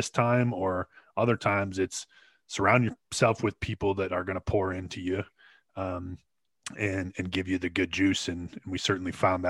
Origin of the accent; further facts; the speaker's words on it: Glenwood, Minnesota, United States; the golf club that I grew up in Glenwood